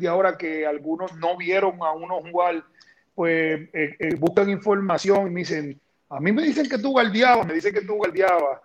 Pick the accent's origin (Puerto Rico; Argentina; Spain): Puerto Rico; San Juan; yo nací en Santurce